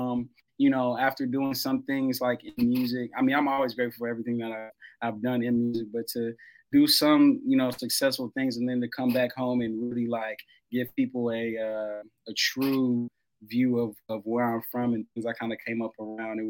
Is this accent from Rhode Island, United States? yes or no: no; Arlington, Texas, United States; also born or lived in Irving, Texas; growing up in Arlington, it was just, you know, in South Arlington